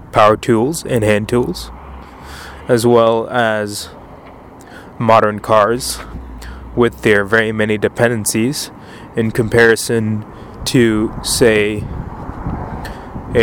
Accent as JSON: {"language": "English", "region": "Penang", "country": "Malaysia", "tie": "born or raised there", "said": "my hometown of Penang, Malaysia"}